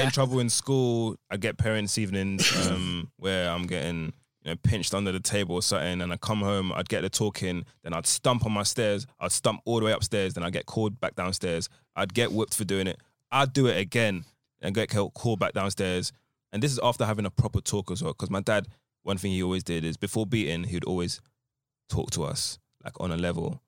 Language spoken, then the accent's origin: English; Essex, East of England, United Kingdom; I'm from Essex